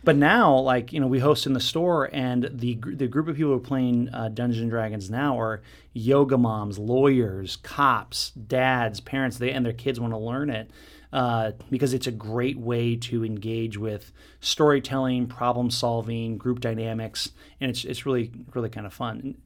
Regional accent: Southern California, United States; I grew up in Southern California in beach community

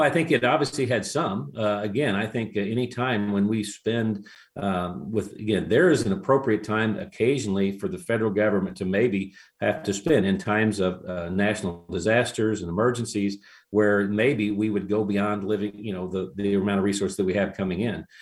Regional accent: Franklin County, Missouri, United States; I hail from Franklin County, which is the center of the 26th senatorial district

